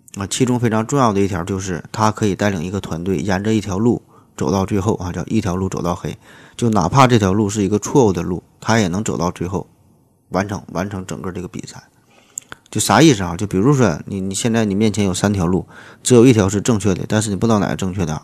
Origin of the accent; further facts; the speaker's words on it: China; 咱们中国大陆地区